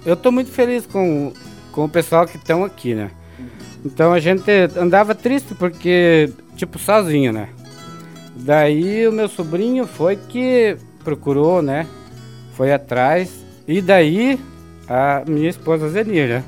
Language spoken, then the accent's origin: Portuguese; Campo Erê, Santa Catarina, Brazil; also born or lived in São Donato; eu me criei na região de Campo Herê